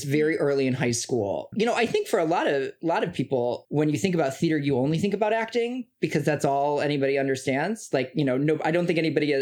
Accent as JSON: {"language": "English", "town": "Chicago", "region": "Illinois", "country": "United States", "tie": "born or raised there", "said": "I grew up in the Midwest in Chicago with Mitch and Melody."}